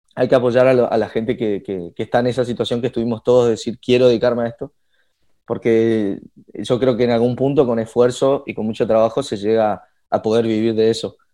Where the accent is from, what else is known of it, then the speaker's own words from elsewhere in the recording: Resistencia, Chaco, Argentina; moved away as an adult; now in Buenos Aires, Argentina; me vine a la ciudad de Buenos Aires, yo soy de Resistencia